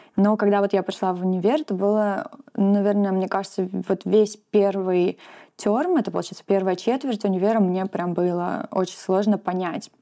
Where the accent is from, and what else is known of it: Russia; moved away as an adult; now in New Zealand